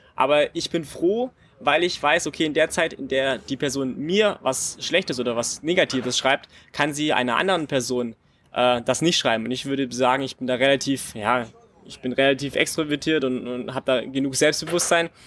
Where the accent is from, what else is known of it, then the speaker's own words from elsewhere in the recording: Friedrichshafen, Baden-Württemberg, Germany; Habe dann in Friedrichshafen, bei meiner Heimat, äh, war mein erster Verein